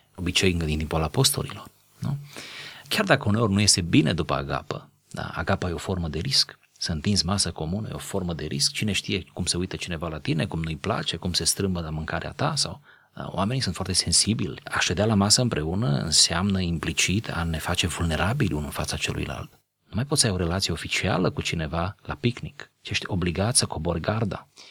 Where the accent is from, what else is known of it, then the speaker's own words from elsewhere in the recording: Romania; noi doi suntem români